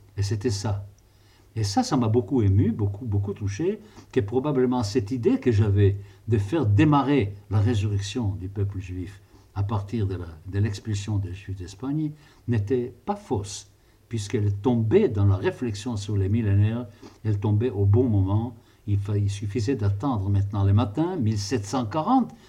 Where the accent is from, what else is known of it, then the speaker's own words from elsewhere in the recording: Israel; je suis d'une famille euh, qui est en Palestine depuis le début du 19e siècle